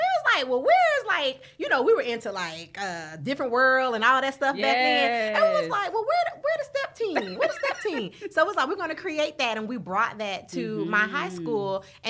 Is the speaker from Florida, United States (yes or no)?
yes; Florida, United States; moved away as an adult; now in Los Angeles, United States; I'm from Florida.